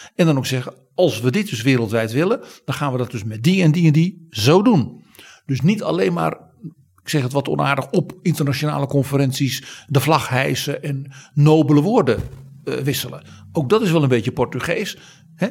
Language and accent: Dutch; Netherlands